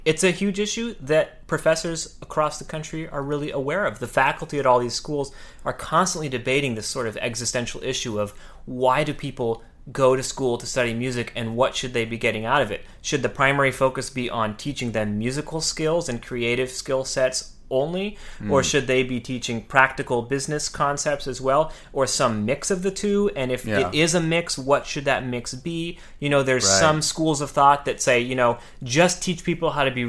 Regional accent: California, United States; I would move from the small town I grew up in California down to Los Angeles.

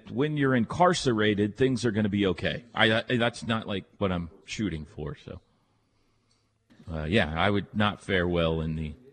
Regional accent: Texas, United States; yeah, I'm from Texas.

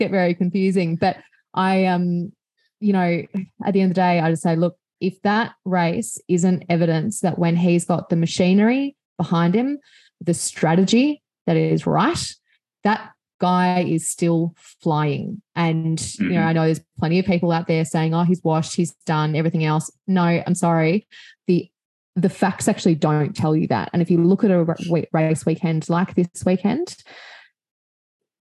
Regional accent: Australia; I'm Australian

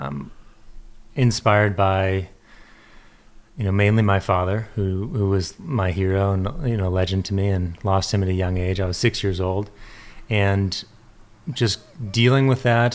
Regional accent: San Diego, California, United States; now in Encinitas, United States; I grew up in La Jolla and had a pretty idyllic upbringing

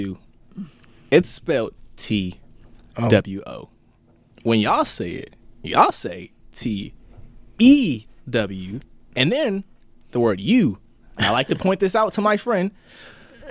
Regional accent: Prince George's County, Maryland, United States; accent: American; I live in PG

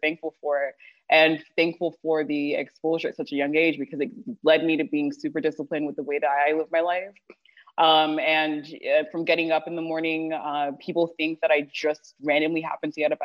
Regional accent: Houston, Texas, United States; also born or lived in Toronto, Canada; I was born and raised in Houston in a town called Sherland. I did live in Canada for a couple of years in Toronto before coming back

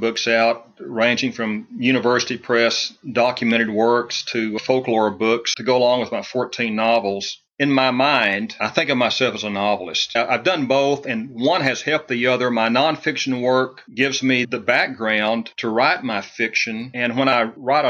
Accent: Sterling City, Texas, United States; growing up in Sterling City was an experience that has stayed with me my entire life. The town only had 700 people in it when I was living there

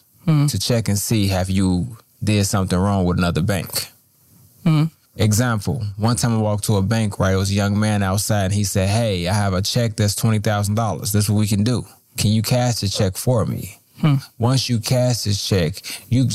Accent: Chicago, Illinois, United States; I grew up in Roseland, the Roseland community, single parent household

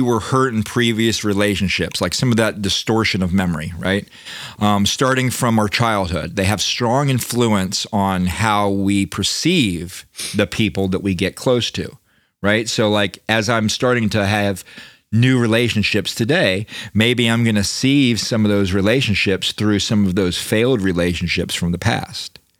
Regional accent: Daytona Beach, Florida, United States; I grew up in Daytona

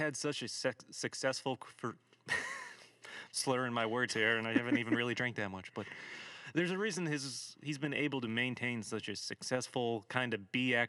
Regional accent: Schenectady, New York, United States; moved away; also born or lived in South Carolina; I'm from the Schenectady area, and I moved down to South Carolina for a while

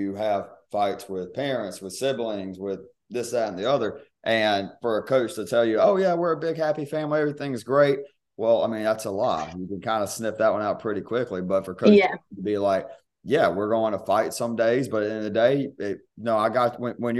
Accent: near Thomasville, Georgia, United States; moved away as an adult; I grew up near Thomasville

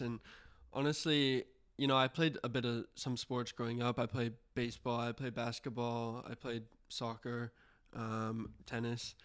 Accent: Houston, Texas, United States; I'm from Houston

